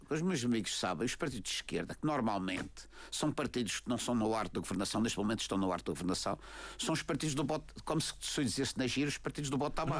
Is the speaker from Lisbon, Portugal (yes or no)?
no; Madeira, Portugal; Nós madeirenses somos portugueses de pleno direito